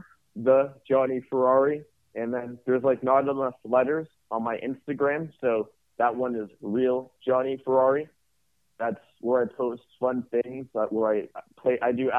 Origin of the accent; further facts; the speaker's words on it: Canada; Myself being from Canadian, and then being just a Canadian company that acquired